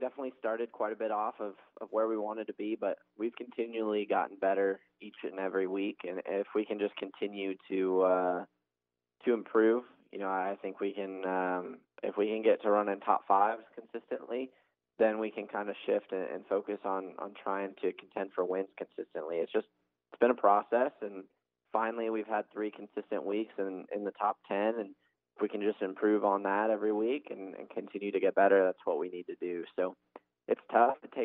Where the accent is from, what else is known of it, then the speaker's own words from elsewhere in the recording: Arizona, United States; I'm from Arizona